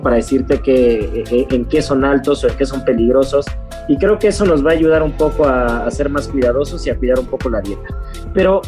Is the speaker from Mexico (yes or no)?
yes; Mexico; como buenos mexicanos